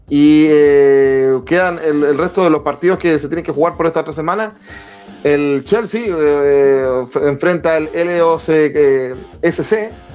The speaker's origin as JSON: {"language": "Spanish", "country": "Chile", "said": "a uno como chileno"}